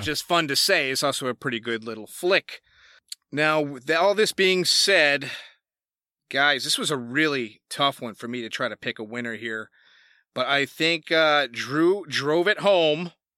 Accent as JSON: {"language": "English", "region": "Massachusetts", "country": "United States", "said": "I'm from Massachusetts"}